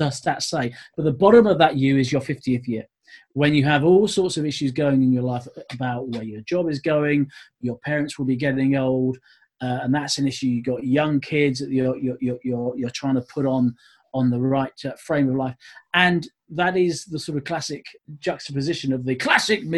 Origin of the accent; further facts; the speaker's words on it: Essex, East of England, United Kingdom; born and bred in Essex, played my terrible standard of Sunday cricket in West Essex